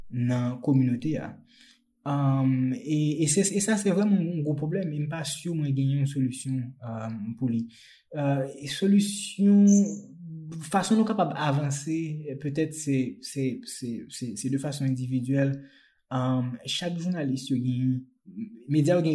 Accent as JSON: {"language": "Haitian Creole", "town": "Jérémie", "region": "Grand'Anse", "country": "Haiti", "tie": "born or raised there", "moved": "as an adult", "said": "mwen mèm mwen te Jeremie, uh, mwen fè Jeremie, mwen leve Jeremie jusqu'a 18 an."}